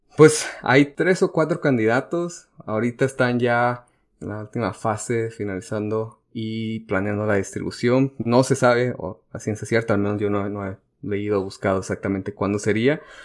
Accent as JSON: {"language": "Spanish", "country": "Mexico", "said": "porque soy"}